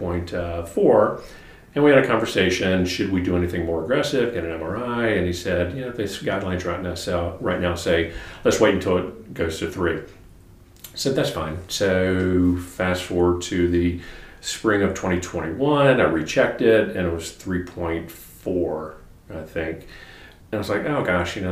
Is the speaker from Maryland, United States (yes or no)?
no; Wilmington, North Carolina, United States; moved away as an adult; also born or lived in Durham, North Carolina / Chapel Hill, North Carolina / Ann Arbor, Michigan; now in Charlotte, United States; I grew up down in Wilmington, North Carolina